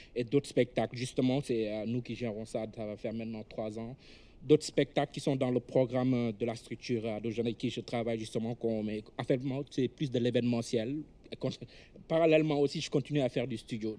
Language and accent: French; Senegal; moved away as an adult; now in Canada; la vie sociale qu'on a chez nous au Sénégal